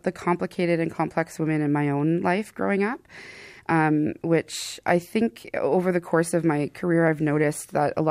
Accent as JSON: {"language": "English", "town": "Thunder Bay", "region": "Ontario", "country": "Canada", "tie": "born or raised there", "said": "In Fort William First Nation near Thunder Bay, Ontario"}